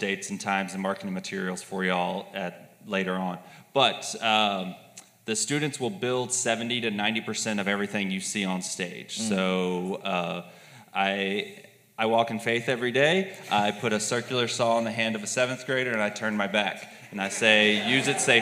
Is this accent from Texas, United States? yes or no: yes; Texas, United States; moved away as an adult; also born or lived in Louisiana; now in Pittsburgh, United States; I was born in Louisiana. I was raised in Texas, and I came to Pittsburgh in the fall of 2012 to attend graduate school